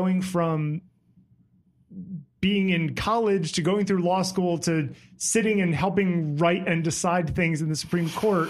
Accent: Connecticut, United States; I grew up in Connecticut, so like 20 minutes, 30 minutes north of New Haven

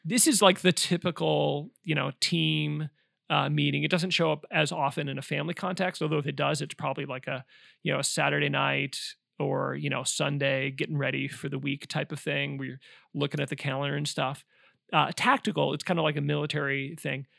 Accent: Omaha, Nebraska, United States; I grew up in Omaha, Nebraska

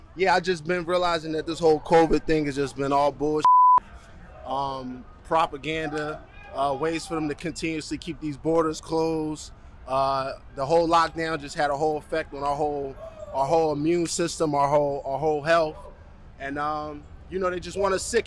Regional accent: United States; now in Canada; I'm an American citizen. I actually been stuck here in Canada since this whole situation has transpired

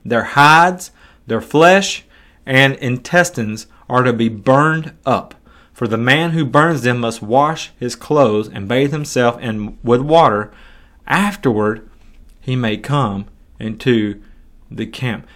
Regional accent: United States; I'm an American who's living in two thousand and twenty-two

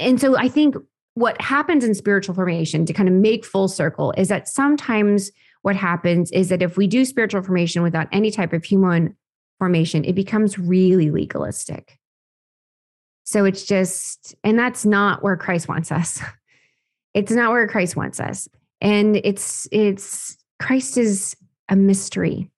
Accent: Oklahoma, United States; born and raised on a farm, actually in Oklahoma.

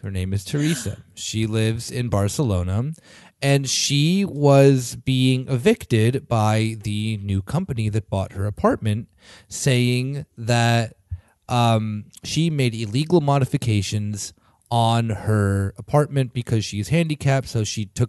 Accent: Canada; I'm Canadian.

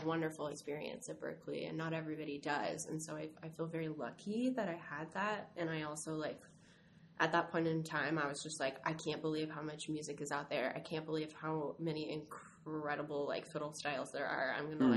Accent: Stockton, California, United States; I'm from Northern California. I'm from Stockton, California.

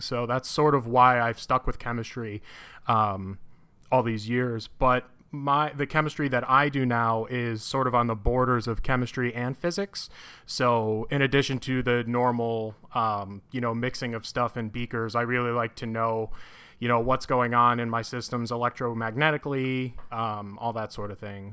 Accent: Connecticut, United States; moved away as an adult; now in Urbana-Champaign, United States; I'm originally from Connecticut

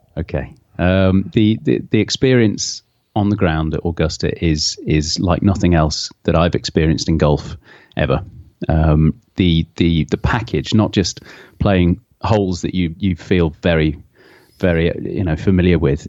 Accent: Hoylake, North West England, United Kingdom; moved away as an adult; now in London, United Kingdom; I moved away from Hoy Lake, uh, uh, similar, about fifteen years ago

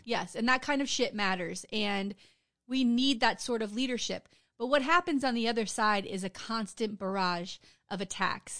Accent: Wilton Manors, Florida, United States; I grew up in Wilton Manors, it's a city here in Broward County

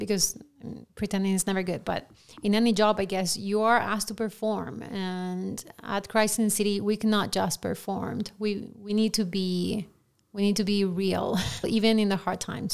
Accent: Lima, Peru; English is a second language; moved away; I grew up in Lima, Peru, and we're known for not being politically correct

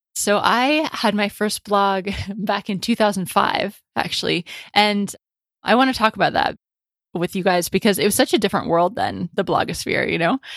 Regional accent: United States; moved away as an adult; also born or lived in Paris, France / England; I'm an American in Paris

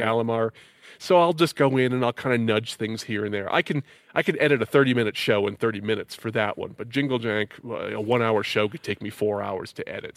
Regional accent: Connecticut, United States; moved away; I'm from Connecticut

